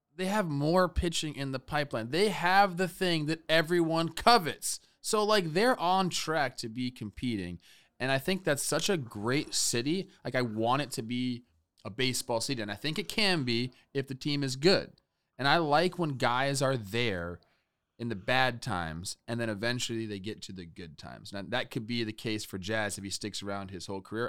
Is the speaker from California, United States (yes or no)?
yes; Los Angeles, California, United States; I'm from Los Angeles, okay? I was two years old when this was going